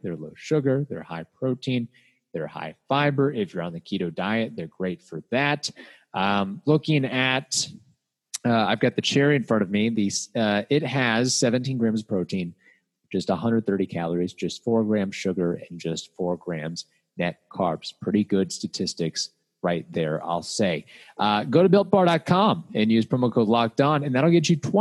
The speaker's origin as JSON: {"language": "English", "town": "Louisville", "region": "Kentucky", "country": "United States", "said": "I was basically from Louisville, Kentucky"}